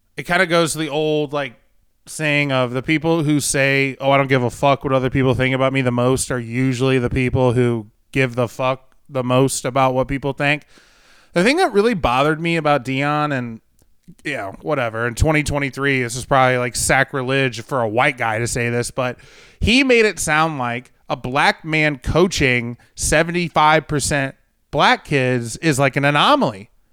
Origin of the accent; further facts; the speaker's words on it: St. Louis, Missouri, United States; moved away as an adult; now in Jacksonville, United States; I grew up in Saint Louis